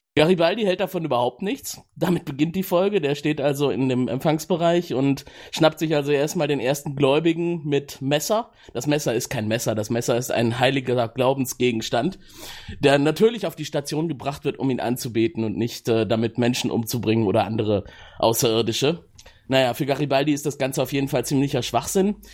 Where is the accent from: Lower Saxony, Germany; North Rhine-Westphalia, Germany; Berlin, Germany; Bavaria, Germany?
North Rhine-Westphalia, Germany; Cologne; ich komme aus Köln